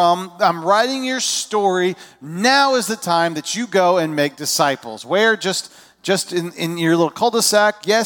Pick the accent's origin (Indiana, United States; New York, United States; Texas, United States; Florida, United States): Indiana, United States; moved away as an adult; also born or lived in California / Georgia; now in Illinois, United States; I was born in California. I grew up in my early years were in southern Indiana. I went to high school in northern Indiana.